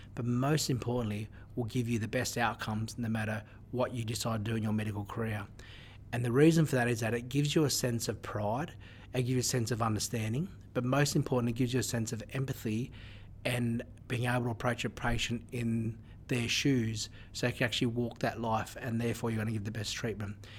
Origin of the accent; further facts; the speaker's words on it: Newcastle, New South Wales, Australia; when I grew up in Newcastle, in my country, we didn't have as uh, uh as big a uh, diverse community